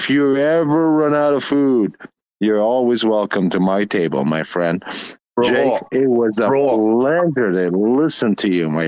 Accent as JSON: {"language": "English", "country": "Canada", "said": "I'm a Canadian cowboy."}